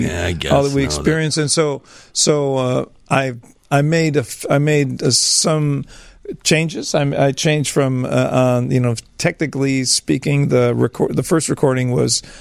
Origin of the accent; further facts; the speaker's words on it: Chicago, Illinois, United States; I grew up in alleys in Chicago